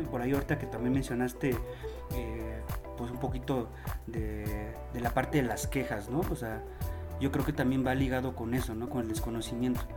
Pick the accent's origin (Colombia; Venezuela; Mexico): Mexico; nosotros como mexicanos